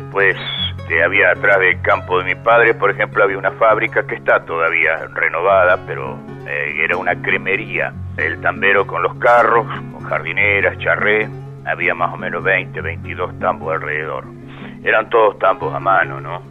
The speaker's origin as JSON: {"language": "Spanish", "town": "El Tejar", "region": "Buenos Aires Province", "country": "Argentina", "tie": "born or raised there"}